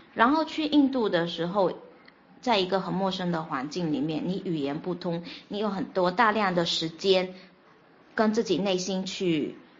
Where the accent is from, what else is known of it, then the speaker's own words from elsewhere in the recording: Fuzhou, Fujian, China; 我来自福建福州